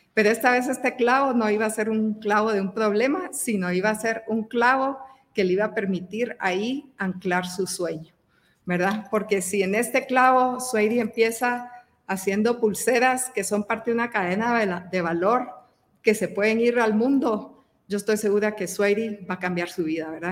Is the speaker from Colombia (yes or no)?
no; Guatemala; soy eh, guatemalteca